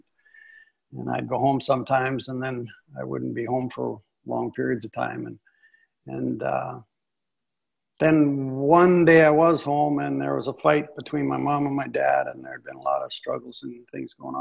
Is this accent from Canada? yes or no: yes; Northwestern Ontario, Canada; also born or lived in San Diego, California; now in Dallas, United States; And I grew up in Canada. My wife and I, we grew up in Northwestern Ontario